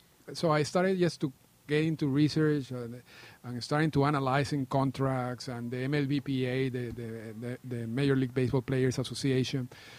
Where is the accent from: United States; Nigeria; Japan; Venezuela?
Venezuela; Caracas, Capital District; moved away as an adult; now in Toronto, Canada; I was born in Caracas, Venezuela. I grew up there, and I moved to Canada in 1998.